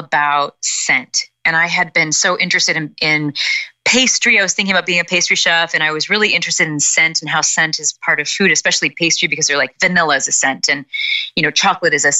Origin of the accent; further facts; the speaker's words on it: Midwest, United States; I'm a woman from the Midwest in America